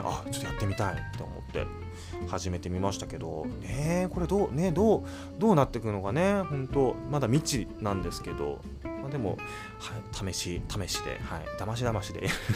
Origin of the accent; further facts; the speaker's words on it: United States; also born or lived in New York; アメリカで生まれて